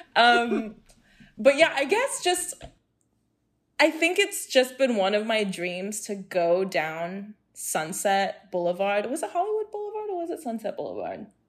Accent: Hong Kong; I was born and raised in Hong Kong, went to a British school

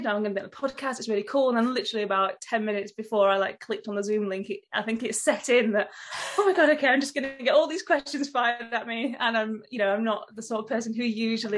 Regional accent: Rotherham, Yorkshire and the Humber, United Kingdom; The village that I grew up in, yeah, Brinsworth. And sort of wider than that is the town of Rotherham.

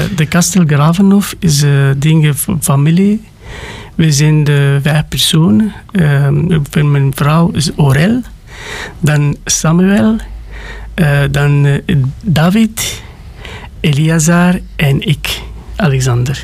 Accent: Sântana, Arad County, Romania; Dutch is a second language; moved away as an adult; now in Belgium; ik ben gekomen van Roemenië, van Arad, in de kleine stad van Santana, maar dat komt van de regio Arad

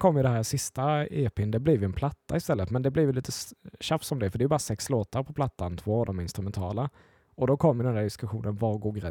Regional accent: Småland, Sweden; Ja, jag är från Småland, ja.

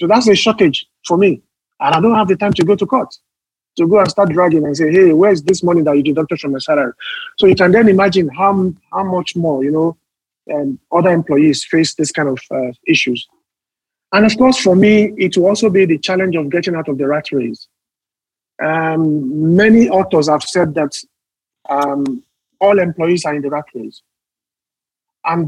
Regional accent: Nigeria; we face as Nigerian workers.

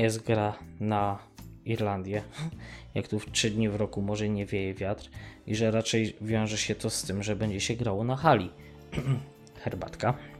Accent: Mościce, Lesser Poland, Poland; moved away; w Mościcach, skąd pochodzę, też były korty tenisowe

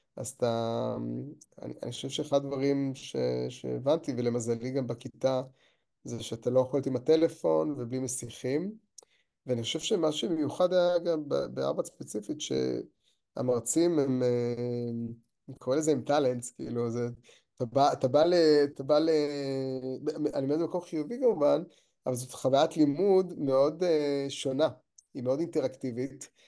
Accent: Kiryat Ata, Haifa District, Israel; נולדתי בקריות, בקריית אתא, ובתיכון הייתי בקריית ביאליק

